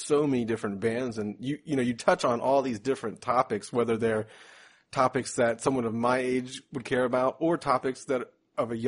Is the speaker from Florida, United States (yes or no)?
yes; Jacksonville, Florida, United States; I'm from Jacksonville